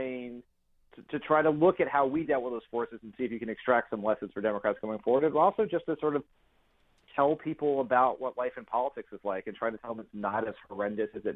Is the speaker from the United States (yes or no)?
yes; Delaware, United States; I'm also from Delaware